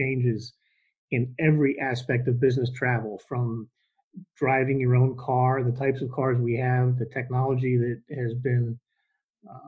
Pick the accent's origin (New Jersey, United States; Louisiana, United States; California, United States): New Jersey, United States; now in Atlanta, United States; I'm now down in the Atlanta area, but I'm originally from New Jersey